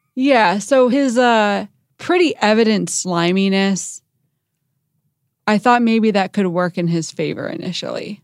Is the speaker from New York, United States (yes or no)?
no; Chicago, Illinois, United States; I'm from Chicago